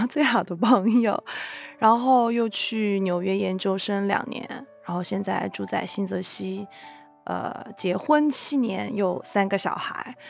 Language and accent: Chinese; China; moved away as an adult; now in United States; 他本人是来自波兰，然后我来自中国，然后我们都是大概十九二十岁去的美国，然后一起在美国扎根生活下来